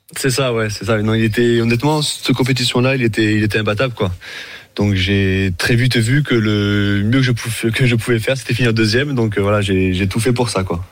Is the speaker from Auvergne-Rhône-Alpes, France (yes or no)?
no; Montpellier, Occitania, France; now in Marseille, France; je suis de Je suis de Montpellier mais depuis, depuis 2013, je suis venu sur Marseille